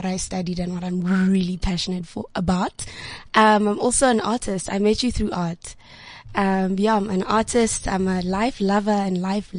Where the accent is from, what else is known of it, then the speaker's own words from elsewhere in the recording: Pretoria, Gauteng, South Africa; I'm from Pretoria. I'm a 24-year-old environmental scientist and also radio broadcaster.